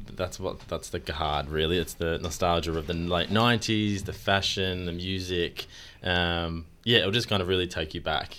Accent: Australia; as Australians, we're actually quite known to be good at our accents

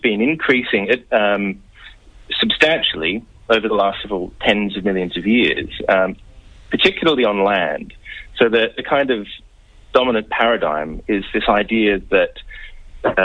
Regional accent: Melbourne, Victoria, Australia; moved away as an adult; also born or lived in United Kingdom; now in Birmingham, United Kingdom; I grew up in Melbourne

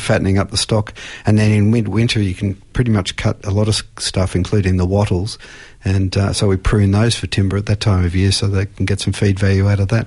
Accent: Australia; as an Australian

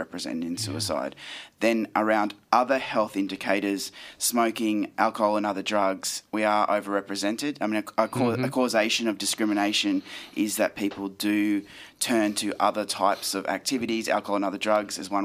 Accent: Queensland, Australia; I grew up in Queensland

